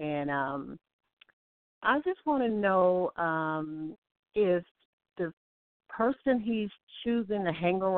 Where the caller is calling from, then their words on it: Alabama, United States; This is …. I'm calling from Alabama.